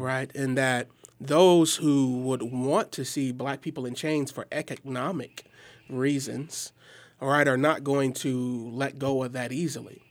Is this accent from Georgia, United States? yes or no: no; Milwaukee, Wisconsin, United States; I hail from Milwaukee, Wisconsin